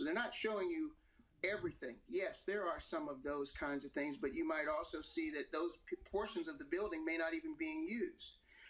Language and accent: English; East Coast, United States; now in Florida, United States; I'm from the East Coast